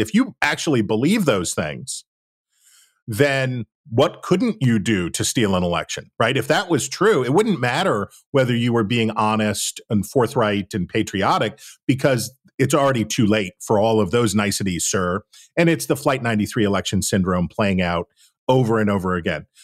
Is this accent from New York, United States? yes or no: no; West Virginia, United States; I'm from West Virginia